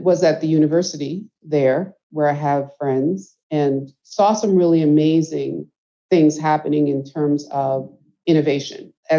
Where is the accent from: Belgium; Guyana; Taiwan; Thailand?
Guyana; now in United States; So first of all, I am an immigrant. I came from Guyana, so hence my focus. And I came here in the very early 70s on Christmas Day